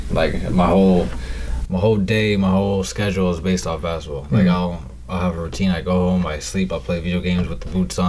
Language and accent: English; Kitchener, Ontario, Canada; now in Denver, United States; I'm an hour away from Toronto, Kitchener